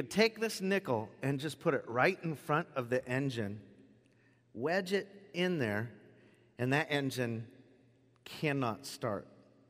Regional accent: Gate, Washington, United States; When I was a kid, I grew up in Gate. Does anybody know where Gate, Washington is here? Gate, Washington.

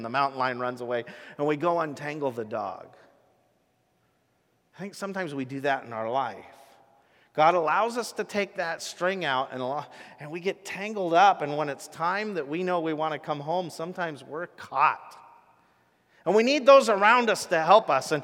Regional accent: Rochester, Washington, United States; a farm I grew up on in Rochester, Washington

